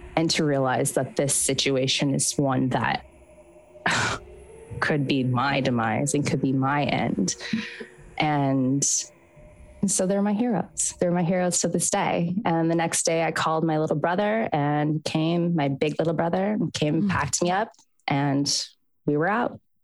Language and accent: English; Southern California, United States; moved away as an adult; I'm from Southern California originally